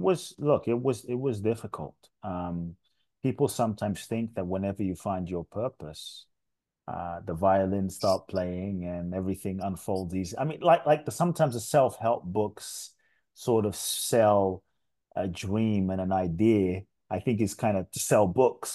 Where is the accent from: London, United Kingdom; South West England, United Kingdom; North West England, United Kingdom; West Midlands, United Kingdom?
London, United Kingdom; moved away as an adult; also born or lived in Ghana; I grew up in London, uh, till I was eighteen. South London, Peckham, Brixton, Dulwich.